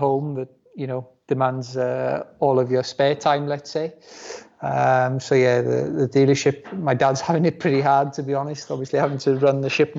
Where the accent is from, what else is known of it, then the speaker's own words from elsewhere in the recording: Wales, United Kingdom; first language Welsh; English is a second language; the language at home with my parents will still be in Welsh